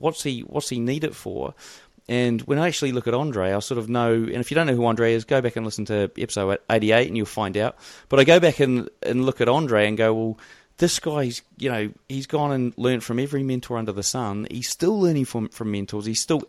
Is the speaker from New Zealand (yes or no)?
yes; New Zealand; accent: New Zealand; Yeah, I've probably got the worst New Zealand accent ever in terms of it being strong. It's just not strong at all.